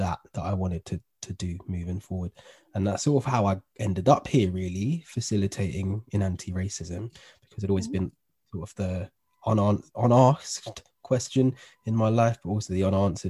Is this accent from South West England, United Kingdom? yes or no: no; London, United Kingdom; My upbringing, I was brought up in Northwest London.